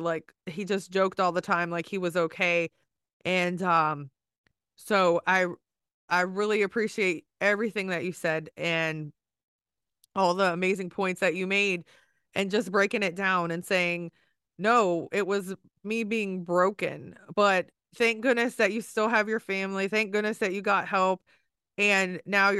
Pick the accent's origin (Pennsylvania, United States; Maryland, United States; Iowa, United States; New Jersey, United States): Maryland, United States; I'm from Maryland. So Virginia is our neighbor.